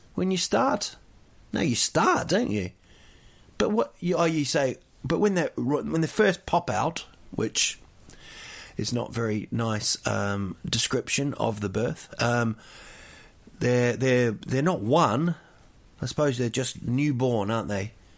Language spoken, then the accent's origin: English; Rotorua, Bay of Plenty, New Zealand; Rotorua, my hometown.